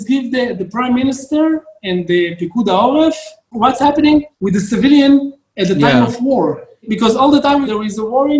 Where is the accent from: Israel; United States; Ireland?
Israel; Tirat Carmel, Haifa District; I'm born in Tirat HaKarmel. It's a small town, you know, in the 80s, 90s, you don't have something to do. You go to the Scout and Beitar and Bnei Akiva and whatever you have in the small area that you live in.